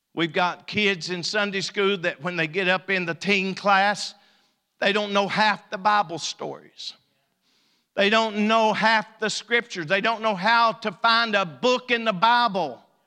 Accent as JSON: {"language": "English", "town": "Elkhorn City", "region": "Kentucky", "country": "United States", "moved": "yes", "said": "I'm from Elkhorn"}